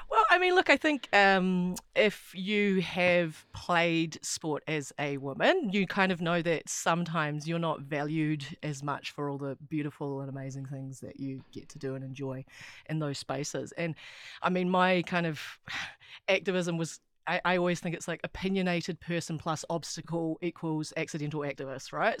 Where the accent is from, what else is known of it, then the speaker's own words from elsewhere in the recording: Wellington, New Zealand; I grew up in Wellington and lived here my whole life